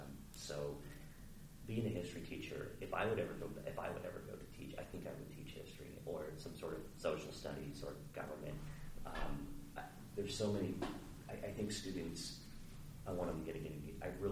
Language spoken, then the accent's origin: English; Williamsport, Maryland, United States; I'm from Western Maryland. I grew up in Hagerstown, in mm-hmm. actually Williamsport.